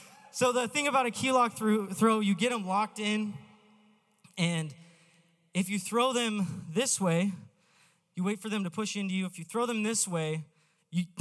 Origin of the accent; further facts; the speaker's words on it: Idaho, United States; I was born and raised in Idaho